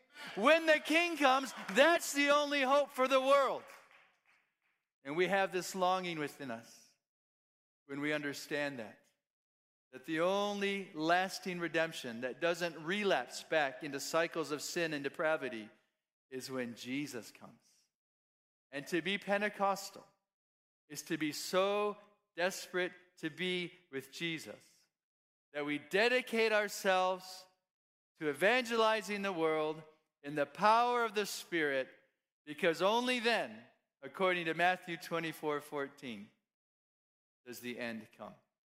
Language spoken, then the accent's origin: English; Kenya; born there; I'm a missionary kid. I was born in Kenya, East Africa. My parents were pioneer church planters, and there wasn't a good school option where they lived.